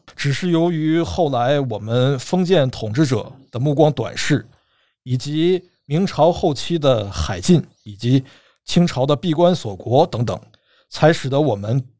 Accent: China; 我们中国人

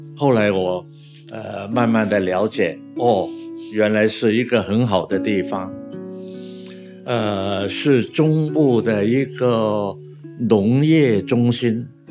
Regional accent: Taishan, Guangdong, China; 我们那个家乡呢，就是，呃，很有名的侨乡台山

